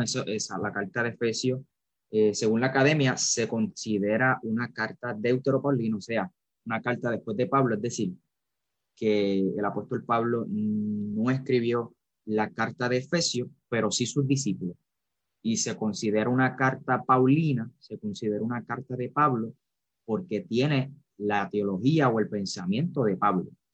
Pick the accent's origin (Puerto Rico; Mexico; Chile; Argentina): Puerto Rico; Carolina; soy de Puerto Rico, como bien mencionó David, específicamente de Carolina. Carolina, Puerto Rico. Eh, nacido y creado por acá